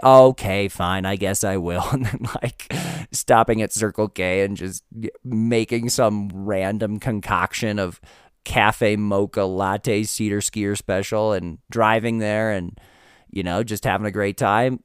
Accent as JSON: {"language": "English", "country": "United States", "said": "as an American"}